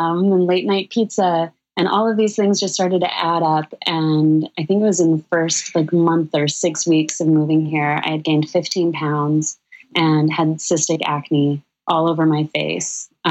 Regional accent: Sedona, Arizona, United States; now in New York City, United States; Danielle and I grew up together in Sedona, Arizona

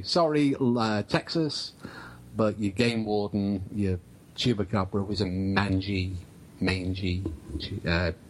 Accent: England, United Kingdom; as an English guy

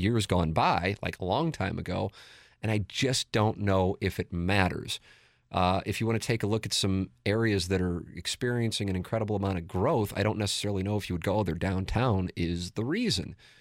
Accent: St. Louis, Missouri, United States; I grew up in South City, not downtown. I grew up in South City. My family still lives on Tam Avenue.

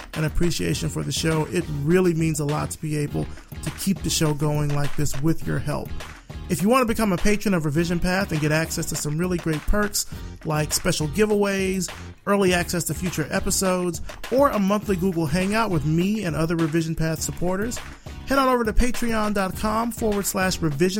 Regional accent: Selma, Alabama, United States; I'm from Selma, originally

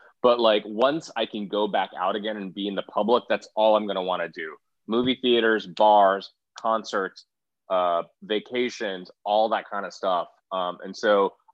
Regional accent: Houston, Texas, United States; where I graduated from high school, my actual graduation, where I would see the Houston Rockets play basketball, where I went

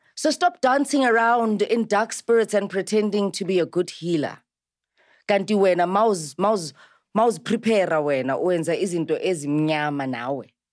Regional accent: South Africa; I'm South African and I like isiZulu

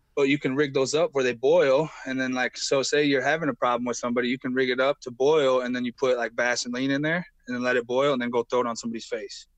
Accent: Illinois, United States; I'm from Illinois

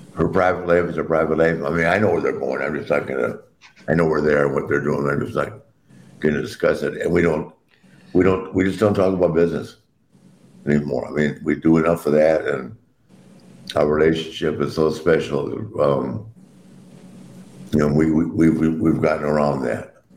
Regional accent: Wilmington, North Carolina, United States; I grew up in Wilmington, North Carolina.

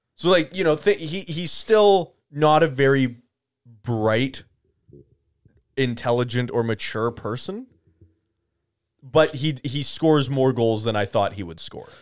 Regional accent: Canada; I am Canadian

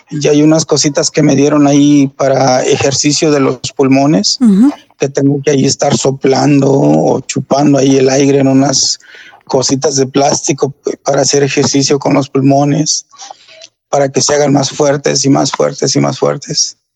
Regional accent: Mexico; somos buenos, somos, somos latinos, somos hispanos, somos mexicanos, somos de toda raza y cuidémonos

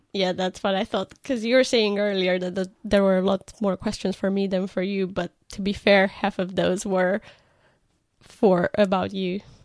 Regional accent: Botoșani, Botoșani County, Romania; English is a second language; moved away as an adult; also born or lived in Bucharest, Romania; now in United Kingdom; I grew up in Botoshan, which is a small town in Romania, very close to the border, uh, with Ukraine and Republic of Moldova.

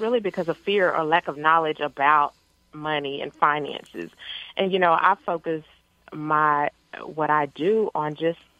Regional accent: Paris, Texas, United States; I grew up in Paris, Texas, which is a little small town in northeast Texas

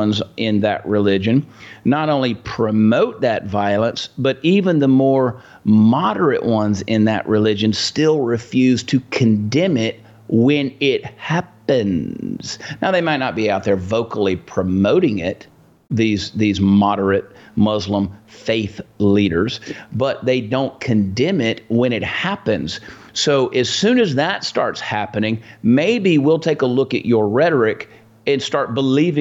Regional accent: United States; American people

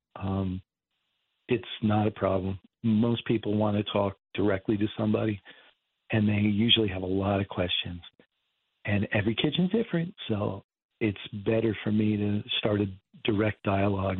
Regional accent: Martinsville, New Jersey, United States; I grew up in Martinsville, and which is part of Bridgewater

